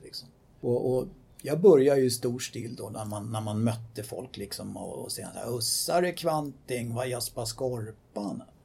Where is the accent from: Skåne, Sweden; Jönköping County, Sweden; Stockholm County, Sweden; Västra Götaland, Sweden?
Stockholm County, Sweden; Stockholm; I eh, min barndom så växte jag upp på Söder